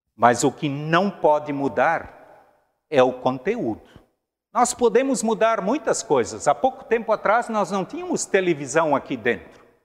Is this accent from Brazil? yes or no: yes; Rio do Sul, Santa Catarina, Brazil; moved away as an adult; eu nasci em Rio do Sul. A minha primeira comunidade foi a Comunidade Evangélica Luterana de Rio do Sul, durante 18 anos.